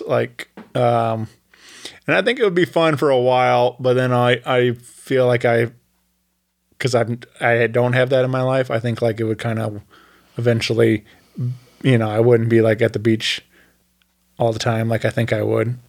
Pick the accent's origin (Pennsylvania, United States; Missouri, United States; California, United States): Missouri, United States; Wentzville; Wentzville is my hometown r, where I went to school